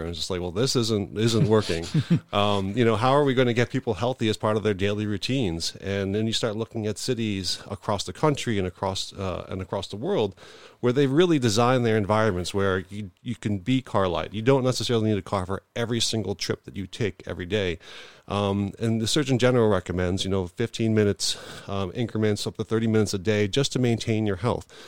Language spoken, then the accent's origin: English; New York, United States; now in Buffalo, United States; I'm originally from New York